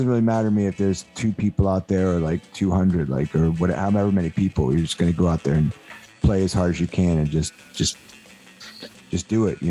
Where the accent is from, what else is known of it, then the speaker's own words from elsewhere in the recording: Delaware, United States; And I grew up in Delaware and they had a really good like local punk rock scene.